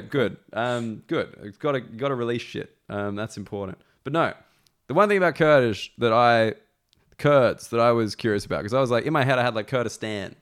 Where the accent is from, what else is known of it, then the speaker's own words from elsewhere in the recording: Sydney, New South Wales, Australia; accent: Australian; moved away as an adult; now in London, United Kingdom; I say that I'm Australian